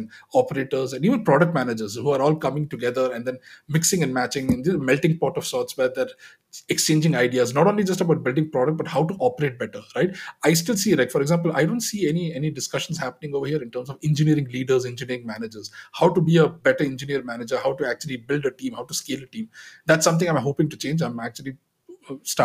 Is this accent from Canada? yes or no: no; Dubai, United Arab Emirates; I was actually born and brought up in Dubai